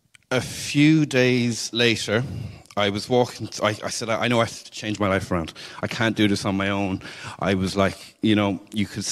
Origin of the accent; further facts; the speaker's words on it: Cork, Munster, Ireland; I'm from Cork, and I was raised in a Catholic house